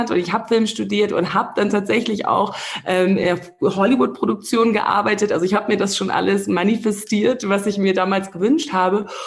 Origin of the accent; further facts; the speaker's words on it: Namibia; als ich hier groß geworden bin in Namibia, da habe ich so eher so die das, die große weite Welt durch die Filme kennengelernt